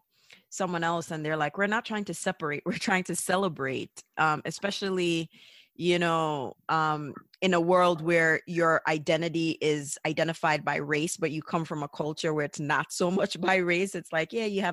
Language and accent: English; Jamaica; moved away; born in Jamaica, being raised in Jamaica, and being of a Jamaican heritage